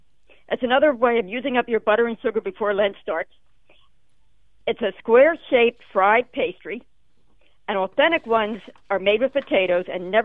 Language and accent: English; Philadelphia, Pennsylvania, United States; I'm from Philadelphia, where pretzels is the thing, you know, soft pretzels.